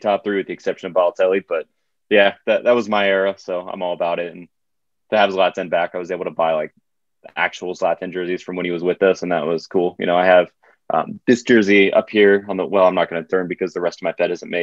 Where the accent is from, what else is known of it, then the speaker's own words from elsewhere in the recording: United States; I'm an American. Like, my dad, I think he took a DNA test and he was like 87% English. So if anything, I'm closer to British than anything else, but and my mom is Italian, so it's a weird mixed bag, but I'm American. I've lived here my whole life